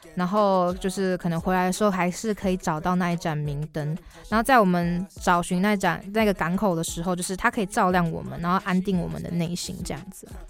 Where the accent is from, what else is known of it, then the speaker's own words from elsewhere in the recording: Xiaoliuqiu, Pingtung County, Taiwan; 我的故乡其实是在小琉球